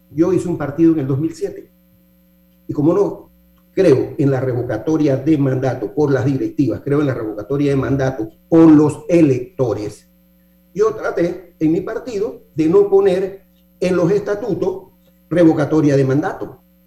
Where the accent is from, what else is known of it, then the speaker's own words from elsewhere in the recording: Panama; como para panameño me siento muy cómodo